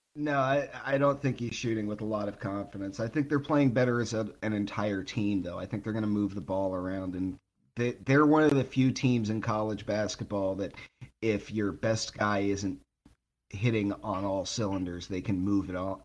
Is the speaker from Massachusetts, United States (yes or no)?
yes; Boston, Massachusetts, United States; my hometown here of Boston